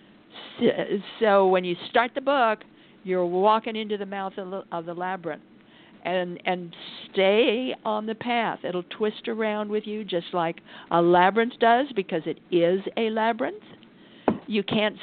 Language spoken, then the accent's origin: English; Idaho, United States; I come from Idaho.